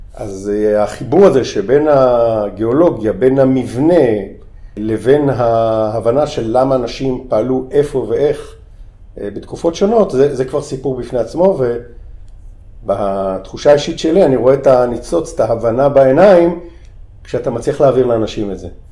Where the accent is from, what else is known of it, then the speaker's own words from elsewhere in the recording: Tel Aviv, Tel Aviv District, Israel; moved away as an adult; אני מהמרכז, אני גדלתי בעיר בתל אביב